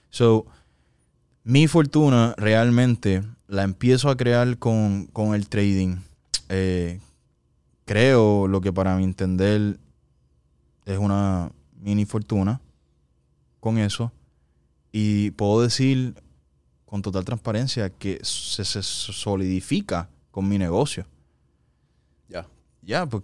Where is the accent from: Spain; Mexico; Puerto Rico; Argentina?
Puerto Rico; yo era un boricua